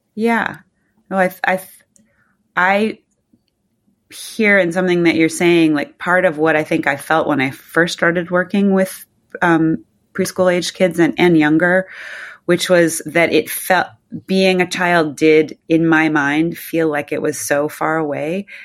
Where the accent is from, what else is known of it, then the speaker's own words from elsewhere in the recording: New Jersey, United States; moved away as an adult; also born or lived in Southern California / Manhattan; now in New York, United States; I grew up mostly in New Jersey